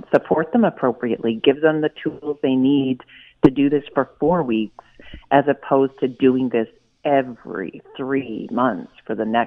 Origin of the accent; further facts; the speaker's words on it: Nova Scotia, Canada; I'm from Nova Scotia, and we've done things a little differently here